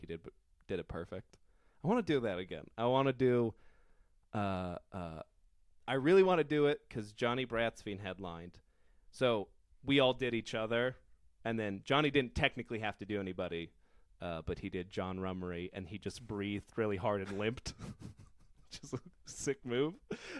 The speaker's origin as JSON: {"language": "English", "town": "Colorado Springs", "region": "Colorado", "country": "United States", "said": "I'm from Colorado Springs."}